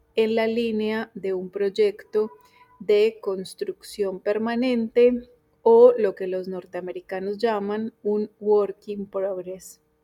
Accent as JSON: {"language": "Spanish", "country": "Colombia", "moved": "yes", "lives_now": "Argentina", "said": "colombiana radicada en Argentina desde hace ya varios años"}